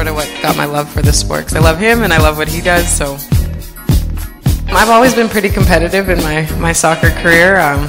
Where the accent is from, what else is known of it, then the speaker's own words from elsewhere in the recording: Winnipeg, Manitoba, Canada; moved away; I've always been so proud to come from Winnipeg